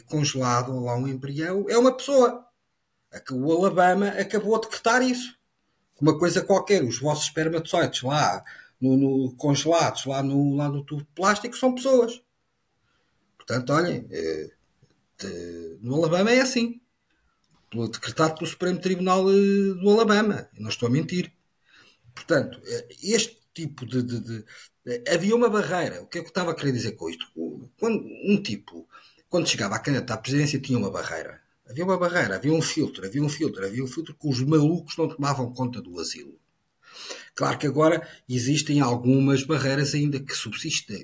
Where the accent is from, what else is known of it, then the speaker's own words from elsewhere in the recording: Portugal; enquanto português